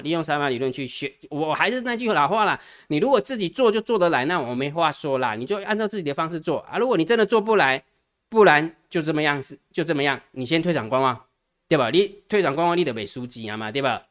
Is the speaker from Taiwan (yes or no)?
yes; Taiwan; 其实我们台湾人哈